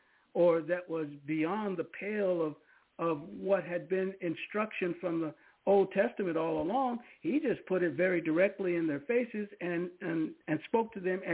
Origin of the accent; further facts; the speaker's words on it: Seaside, California, United States; I knew her where I grew up in Seaside, California. We're all military families